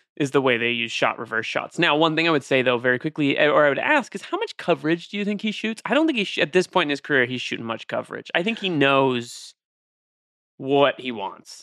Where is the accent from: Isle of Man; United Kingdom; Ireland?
Ireland; I'm Irish